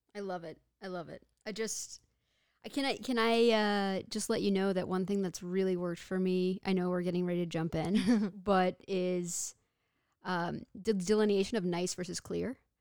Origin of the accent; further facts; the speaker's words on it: Texas, United States; moved away as an adult; also born or lived in Victoria, British Columbia, Canada; I was born and raised in Texas